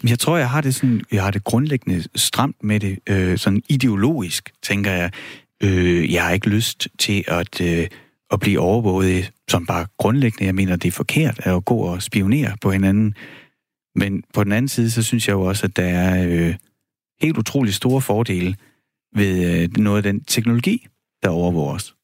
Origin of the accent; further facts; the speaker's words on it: Horsens, Central Denmark Region, Denmark; jeg voksede op i Horsens